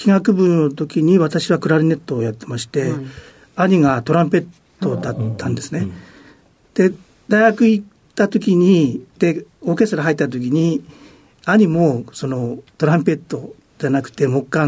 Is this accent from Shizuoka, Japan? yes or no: no; Kushiro, Hokkaido, Japan; えっ、と、北海道の釧路市です。